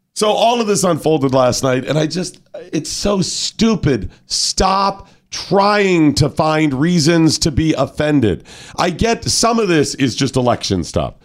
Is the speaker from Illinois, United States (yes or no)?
yes; Chicago, Illinois, United States; I come from Chicago